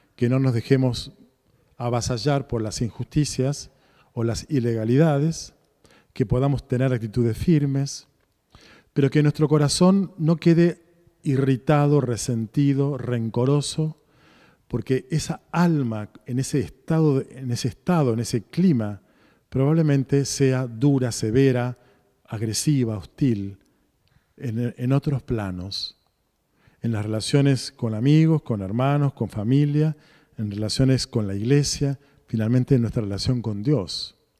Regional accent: Argentina; nosotros, como argentinos

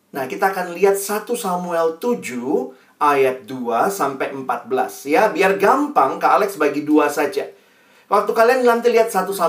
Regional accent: Makassar, South Sulawesi, Indonesia; accent: Makassar; kami semua lahir besar di Makassar jadi masih bisa Ji bahasa Makassar uh, logat Makassar.

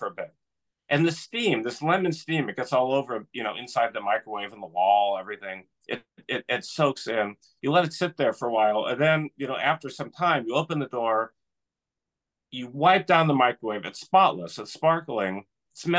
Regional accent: California, United States; moved away; I'm originally from California

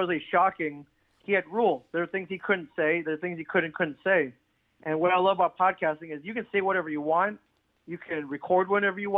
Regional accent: Ann Arbor, Michigan, United States; moved away; also born or lived in Jackson, Michigan; growing up in the Ann Arbor area

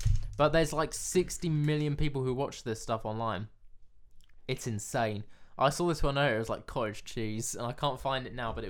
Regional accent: England, United Kingdom; I was born in England

